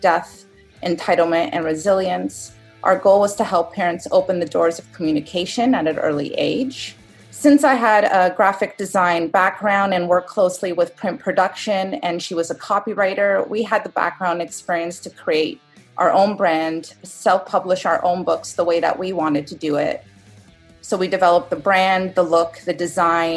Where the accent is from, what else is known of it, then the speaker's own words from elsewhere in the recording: Toronto, Ontario, Canada; I'm from Toronto, Canada